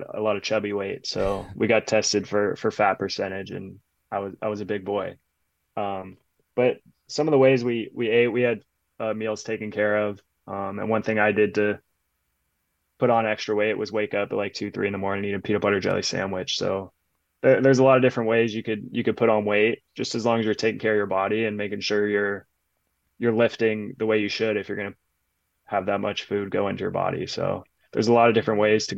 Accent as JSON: {"language": "English", "area": "Los Angeles area", "region": "California", "country": "United States", "tie": "born or raised there"}